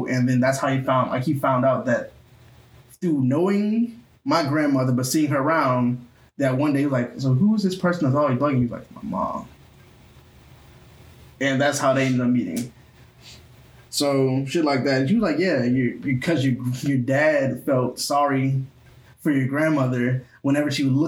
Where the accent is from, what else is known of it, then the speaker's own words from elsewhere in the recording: Lake Charles, Louisiana, United States; I was born in Lake Charles, 98